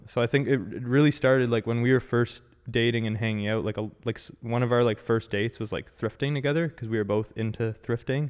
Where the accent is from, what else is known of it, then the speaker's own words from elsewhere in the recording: Ottawa, Ontario, Canada; born and raised in Ottawa, like, first of all. Um, yeah, lived here my whole life